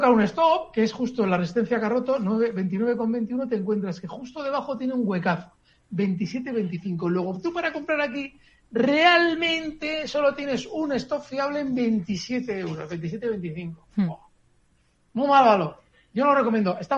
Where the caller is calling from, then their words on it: Madrid, Community of Madrid, Spain; de Madrid.